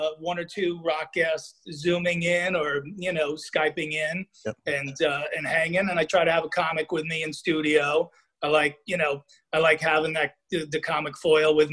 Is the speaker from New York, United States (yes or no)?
no; New Jersey, United States; I grew up mainly in Jersey